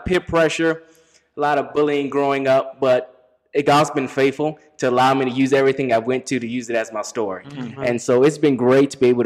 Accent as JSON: {"language": "English", "area": "D.C.", "region": "Maryland", "country": "United States", "tie": "born or raised there", "said": "I grew up in Maryland, right outside Washington, D.C."}